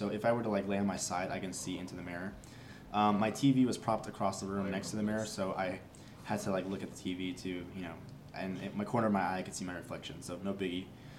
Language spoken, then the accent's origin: English; Las Vegas, Nevada, United States; born or raised there; also born or lived in Los Angeles, California